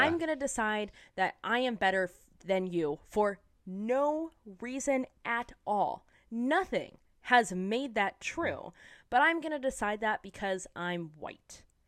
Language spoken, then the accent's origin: English; San Diego, California, United States; I'm from San Diego